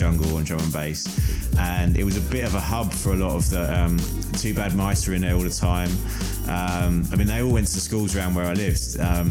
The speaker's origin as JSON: {"language": "English", "town": "Hertford", "region": "East of England", "country": "United Kingdom", "tie": "born or raised there", "said": "I grew up in Hartford, which is just outside North London"}